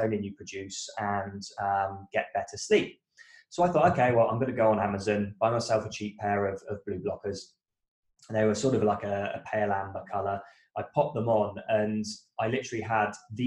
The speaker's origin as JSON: {"language": "English", "country": "United Kingdom", "moved": "as an adult", "lives_now": "Australia", "said": "I am a British guy that moved to Australia about a decade ago."}